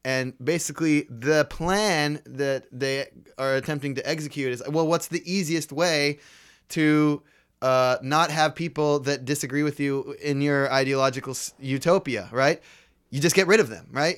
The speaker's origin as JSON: {"language": "English", "area": "Bay Area", "region": "California", "country": "United States", "tie": "born or raised there", "said": "growing up in the Bay Area"}